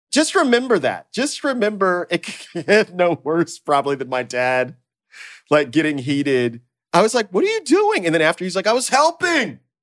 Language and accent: English; the South, United States; moved away; also born or lived in Mississippi; I grew up in the South and everybody was Mister and Miss